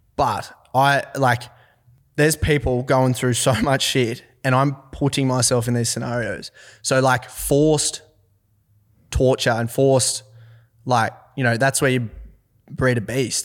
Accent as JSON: {"language": "English", "town": "Forbes", "region": "New South Wales", "country": "Australia", "tie": "born or raised there", "also_born_or_lived": "Orange, New South Wales", "said": "I'm from Forbes, New South Wales"}